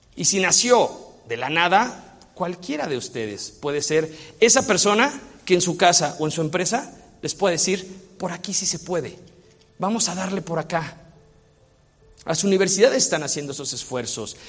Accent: Mexico; yo soy mexicano

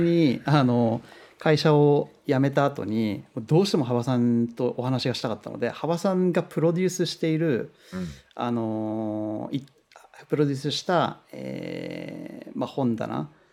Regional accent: Kunitachi, Tokyo, Japan; now in Los Angeles, United States; 東京のあの、うん、国立っていうところなんですけど

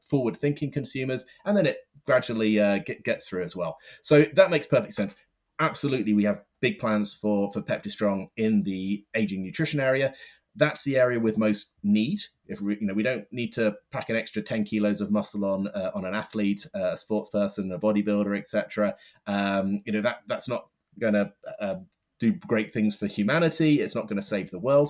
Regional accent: London, United Kingdom; I'm from London

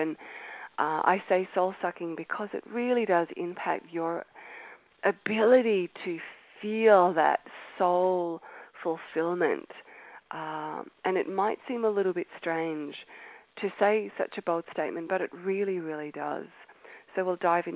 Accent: Australia; accent: Australian; moved away as an adult; As you can tell by my accent, I am Australian, and I was born in Australia

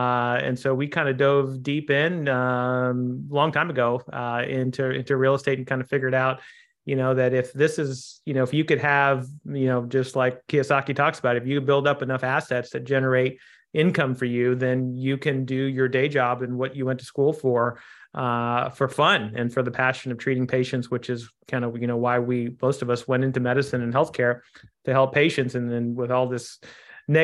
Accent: Kansas City, United States; So I grew up in Kansas City, a son of two Indian immigrants, and tried to play baseball when I was young.

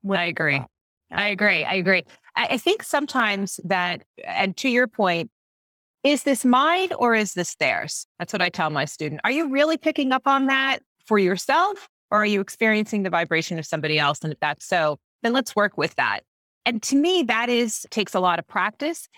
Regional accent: Long Island, New York, United States; I grew up on Long Island and everyone around me was Catholic

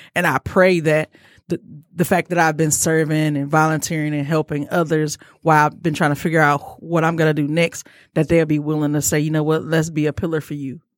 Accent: Detroit, Michigan, United States; I'm from Detroit

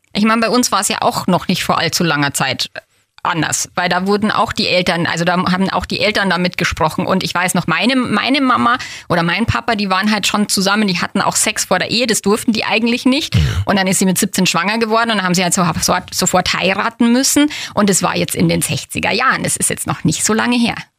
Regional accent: Feldkirchen-Westerham, Bavaria, Germany; born or raised there

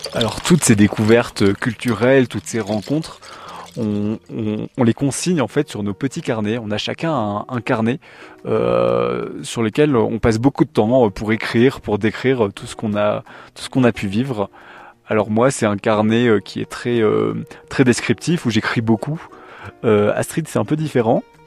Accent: France; en tant que Français

